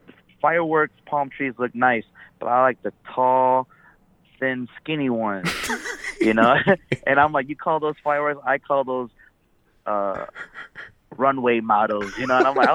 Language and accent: English; Chicago, Illinois, United States; I'm from Chicago, and I was here I'm here visiting family